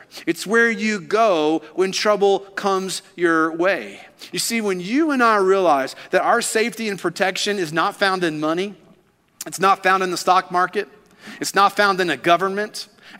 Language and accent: English; Kentucky, United States; now in Alabama, United States; You see, growing up in Kentucky, I always assumed that the tornadoes only took place in the Midwest, in that tornado alley of Kansas, Texas, just all up in that area. But then I moved here and I realized, oh, Alabama is a tornado gathering place.